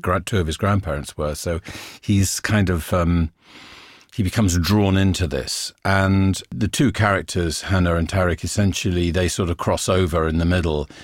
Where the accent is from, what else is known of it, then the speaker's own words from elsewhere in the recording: England, United Kingdom; being English